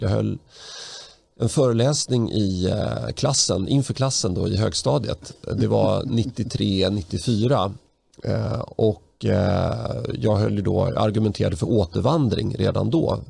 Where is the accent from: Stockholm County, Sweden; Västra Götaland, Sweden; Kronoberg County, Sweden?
Stockholm County, Sweden; Stockholm; den port där jag växte upp. Jag bodde där mellan 1983 och 2008 på den lilla trivsamma gatan Erik Dahlbergs allén